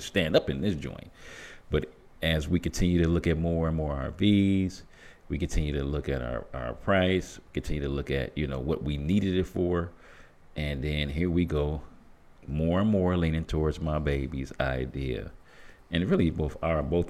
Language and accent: English; Flint, Michigan, United States; me being born and raised in Flint, Michigan